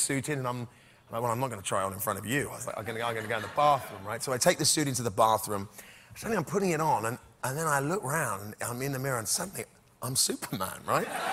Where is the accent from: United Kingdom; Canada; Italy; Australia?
United Kingdom; England; I'm an Englishman